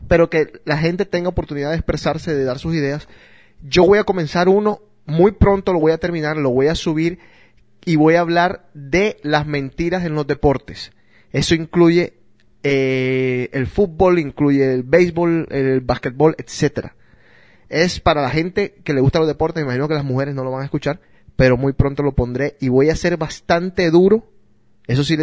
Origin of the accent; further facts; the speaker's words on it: Neiva, Huila, Colombia; Soy de Neiva, oh bien.